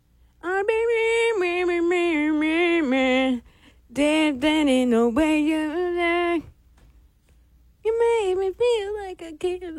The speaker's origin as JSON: {"language": "English", "town": "Victoria", "region": "British Columbia", "country": "Canada", "said": "I'm from James Bay."}